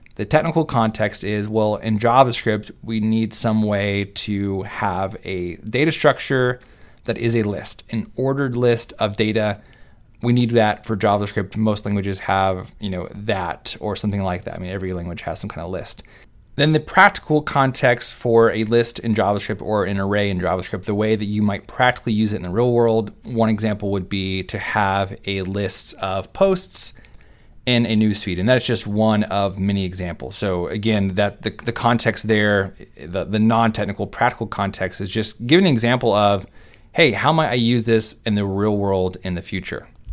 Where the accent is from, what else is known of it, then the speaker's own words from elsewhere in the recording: Texas, United States; I am from Texas and I say y'all